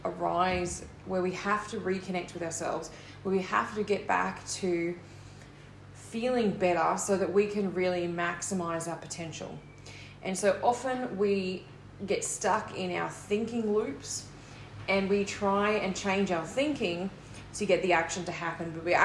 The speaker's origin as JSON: {"language": "English", "country": "Australia", "said": "I'm an Australian confidence coach, author, and motivational speaker"}